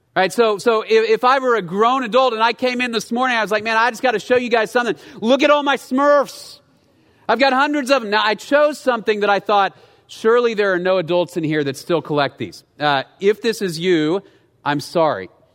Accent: United States; as Americans

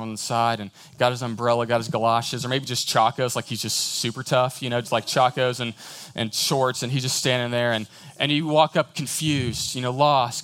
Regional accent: Houston, Texas, United States; moved away as an adult; now in College Station, United States; I grew up in the big city. I grew up in Houston.

